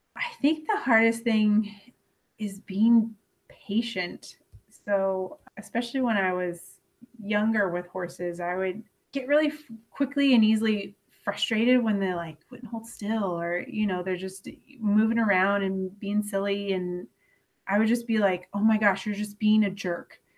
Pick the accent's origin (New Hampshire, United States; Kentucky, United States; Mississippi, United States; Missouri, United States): Kentucky, United States; Louisville; I'm from Louisville